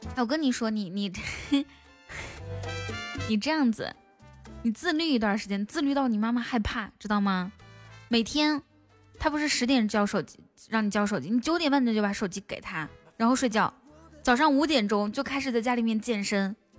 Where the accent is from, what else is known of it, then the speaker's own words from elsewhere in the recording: Inner Mongolia, China; moved away; also born or lived in Shanghai; 我是从内蒙古搬到，搬到上海